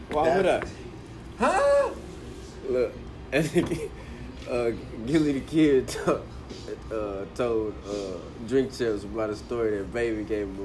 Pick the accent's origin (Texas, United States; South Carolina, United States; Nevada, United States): Texas, United States; Nigga, no, I'm a Texan.